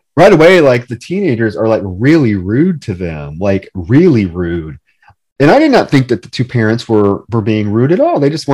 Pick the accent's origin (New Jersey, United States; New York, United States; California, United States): New York, United States; They're clearly garter snakes. I grew up